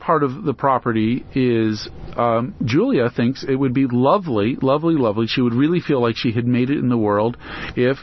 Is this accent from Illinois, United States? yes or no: no; California, United States; where I grew up in California